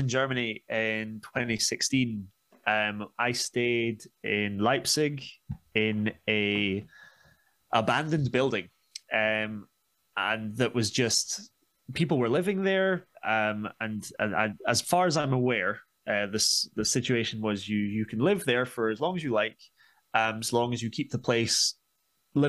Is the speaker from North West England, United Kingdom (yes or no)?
no; Scotland, United Kingdom; also born or lived in Glasgow; I'm Scottish